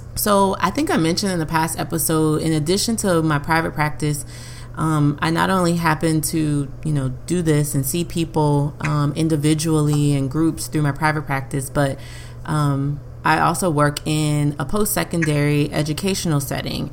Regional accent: Louisiana, United States; we're from Louisiana, so middle

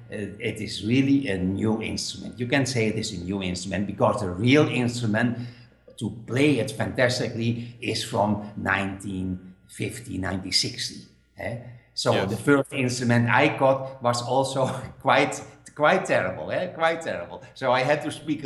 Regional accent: Netherlands; English is a second language; now in Spain; I'm living now in Spain, but I'm from Holland

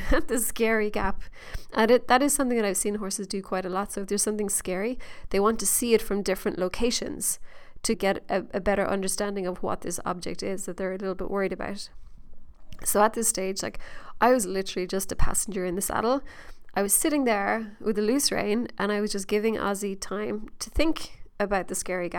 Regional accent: Ireland; being Irish

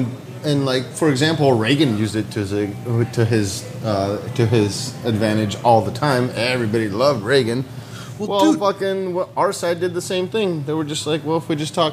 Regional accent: Bulgaria; now in United States; I grew up in Bulgaria, Eastern Europe

